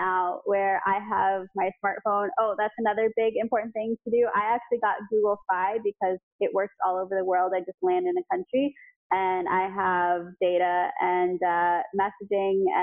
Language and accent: English; United States; as an American